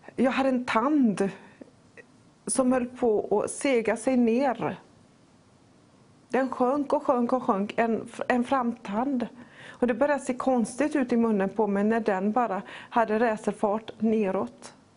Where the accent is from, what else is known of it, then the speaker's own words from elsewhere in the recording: Poland; now in Sweden; Mitt hemland är inte Sverige, och inte ens Polen där jag är född, utan himmelriket